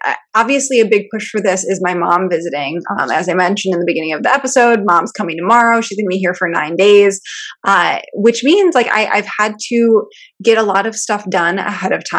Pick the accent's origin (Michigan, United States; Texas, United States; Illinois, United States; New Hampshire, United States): Michigan, United States; I'm from Michigan, so we like actually learned about this in elementary school or high school